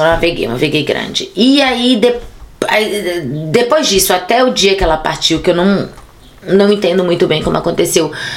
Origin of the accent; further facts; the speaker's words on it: Ilhéus, Bahia, Brazil; moved away as an adult; now in Berlin, Germany; minha terra natal. Cabuna, Ilhéus